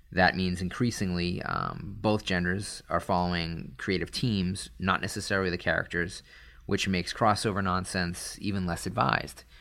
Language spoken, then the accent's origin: English; Northeast, United States; I grew up in the Northeast